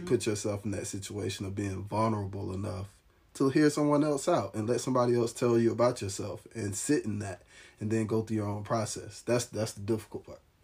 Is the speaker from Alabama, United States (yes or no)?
yes; Alabama, United States; now in Nashville, United States; I'm from the Alabama area